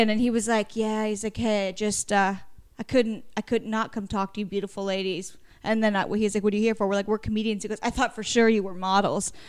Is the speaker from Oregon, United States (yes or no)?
yes; Warrenton, Oregon, United States; moved away; went to high school, Warrenton, Oregon